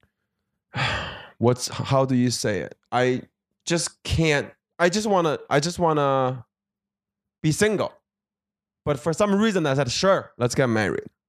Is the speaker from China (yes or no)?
yes; Beijing, China; also born or lived in Milwaukee, Wisconsin; now in Los Angeles, United States; I am from, uh, Beijing, China